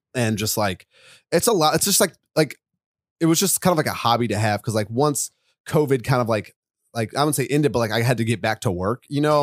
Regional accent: Charlottesville, Virginia, United States; moved away as an adult; now in New York, United States; I wanna move back to my hometown of Virginia

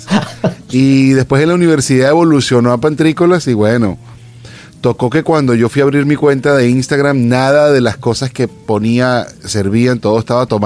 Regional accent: Venezuela; moved away as an adult; now in California, United States; yo me vine hace casi 10 años de Venezuela, pero tengo clarito el momento cuando me estaba montando en el avión y exactamente el momento cuando me bajé y llegué a mi aeropuerto acá en California.

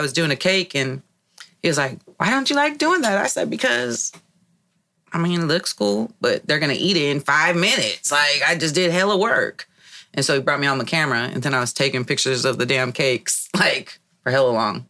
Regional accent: Hayward, California, United States; I actually grew up in Hayward, California.

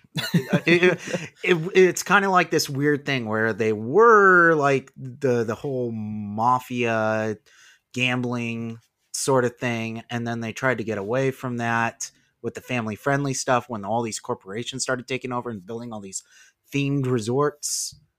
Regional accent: Las Vegas, Nevada, United States; also born or lived in California; I live in Las Vegas. I've lived here for most of my life.

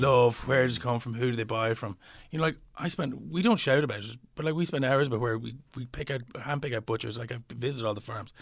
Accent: Slane, Leinster, Ireland; I'm from Slane. we're surrounded by fields

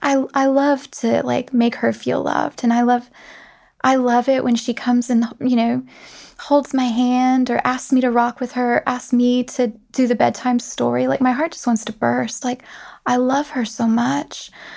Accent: the South, United States; accent: Southern; Like, I'm from the South originally, and you wouldn't know it to hear my voice.

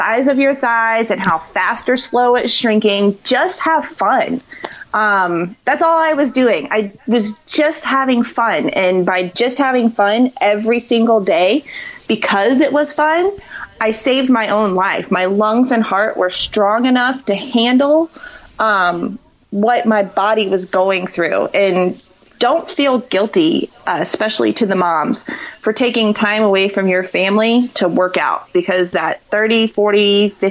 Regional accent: Florida, United States; I'm from Florida. I grew up in Florida.

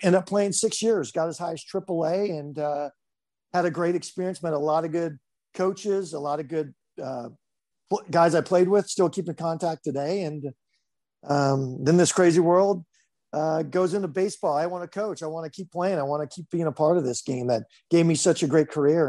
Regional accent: Highland, California, United States; also born or lived in Grand Rapids, Michigan; I grew up in s, actually Highland, Highland, California.

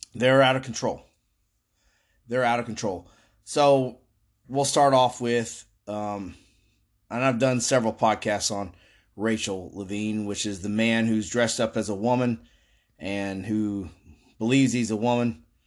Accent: Florida, United States; I've lived here my whole life

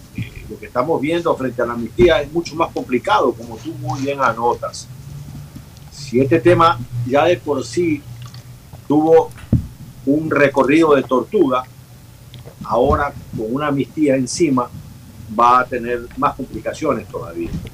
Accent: Bahía de Caráquez, Manabí, Ecuador; moved away; la ciudad donde yo nací, que la acabo de visitar, en Valle de Caracas

